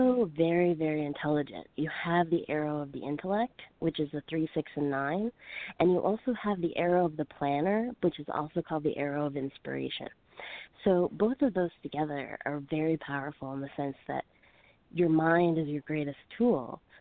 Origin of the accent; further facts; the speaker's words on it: Fredericton, New Brunswick, Canada; also born or lived in Calgary; now in Los Angeles, United States; I'm originally from the East Coast of Fredericton, New Brunswick, but I went to Calgary and stayed there for almost 3 years